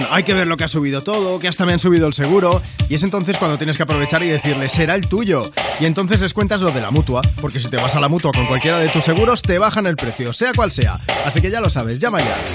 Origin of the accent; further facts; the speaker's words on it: Madrid, Community of Madrid, Spain; de Madrid.